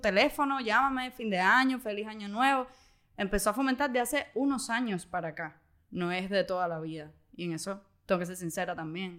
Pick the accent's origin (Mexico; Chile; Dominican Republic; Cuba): Cuba; vi a mis tíos que cuando yo nací no estaban en Cuba